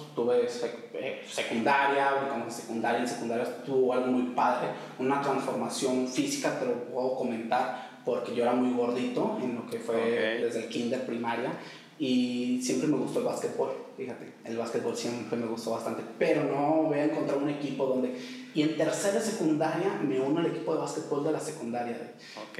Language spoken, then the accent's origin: Spanish; Tepic, Nayarit, Mexico; also born or lived in Durango; originario de Durango. Soy de Durango, pero, pues, prácticamente digo que soy de aquí de Tepic, ¿no? Toda mi vida he vivido aquí en Tepic.